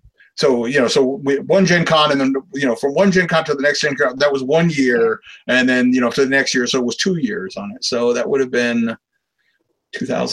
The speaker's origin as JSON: {"language": "English", "town": "New York City", "region": "New York", "country": "United States", "tie": "born or raised there", "said": "I grew up in New York"}